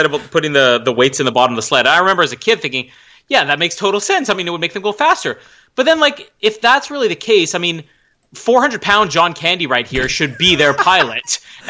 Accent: Canada; that is like our cowboy culture here in Canada.

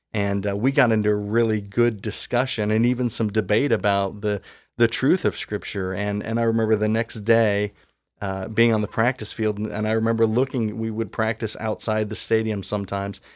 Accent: Columbus, Ohio, United States; I grew up in Columbus

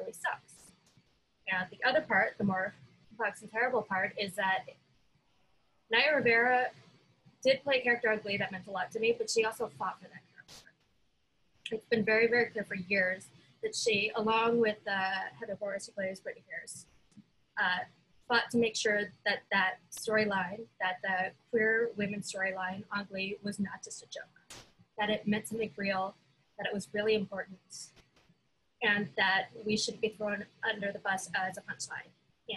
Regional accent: Vancouver, British Columbia, Canada; I'm from Vancouver, which is right on the ocean.

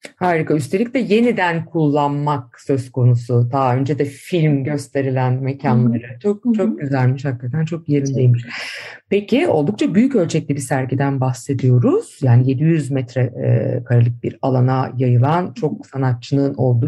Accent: Istanbul, Turkey; İstanbullular olarak

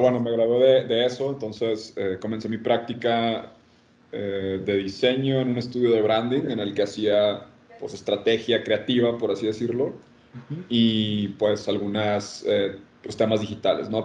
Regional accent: Monterrey, Nuevo León, Mexico; Soy de Monterrey.

